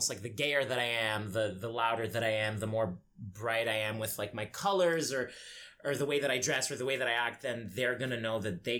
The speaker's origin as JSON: {"language": "English", "country": "Egypt", "tie": "born or raised there", "said": "Like when I grew up in Egypt, I didn't even know what being gay was"}